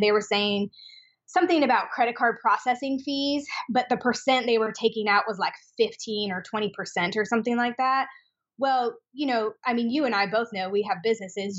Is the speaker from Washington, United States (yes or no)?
yes; Spokane, Washington, United States; moved away as an adult; now in Austin, United States; I am from Spokane, Washington.